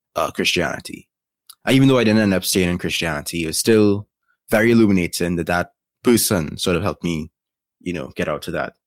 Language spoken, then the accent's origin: English; Trinidad & Tobago; I am from Trinidad and Tobago, born, raised, and still living.